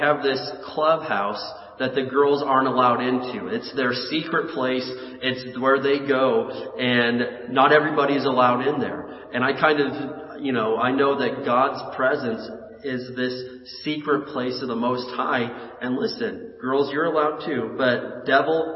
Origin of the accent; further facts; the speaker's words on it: Indiana, United States; moved away as an adult; now in California, United States; growing up in Indiana, we had tornadoes. And my senior year of high school, a tornado came and took the roof off of the school